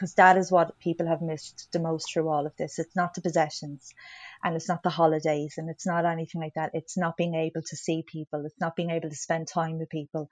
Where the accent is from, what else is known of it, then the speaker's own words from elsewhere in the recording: County Wicklow, Ireland; I'm from Wicklow, so I grew up, you know, not too far away from Glendalough